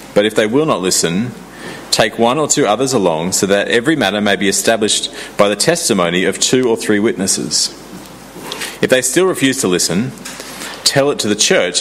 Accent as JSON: {"language": "English", "town": "Sydney", "region": "New South Wales", "country": "Australia", "tie": "born or raised there", "moved": "yes", "said": "I grew up in Sydney"}